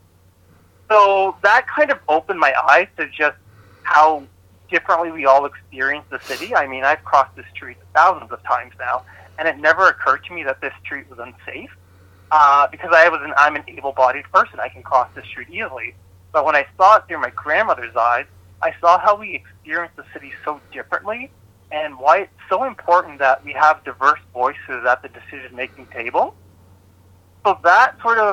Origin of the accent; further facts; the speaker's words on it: Toronto, Ontario, Canada; I was born and raised in Scarborough